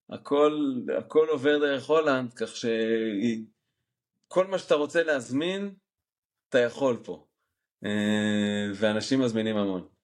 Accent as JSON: {"language": "Hebrew", "town": "Jerusalem", "region": "Jerusalem District", "country": "Israel", "tie": "born or raised there", "moved": "as an adult", "lives_now": "Netherlands", "said": "אני גדלתי בשוק מחנה יהודה"}